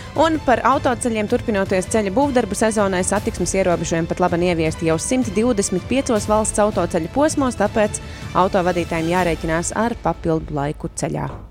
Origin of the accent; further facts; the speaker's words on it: Bauska, Zemgale, Latvia; es no Bauskas.